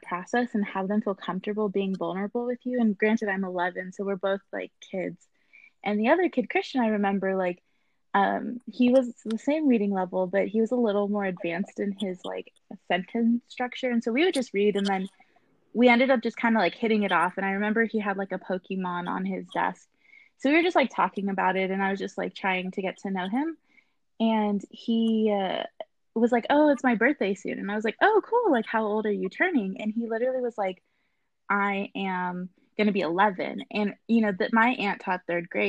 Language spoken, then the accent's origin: English; Inland Empire, California, United States; I grew up born and raised in the Inland Empire, where I'm running for school board.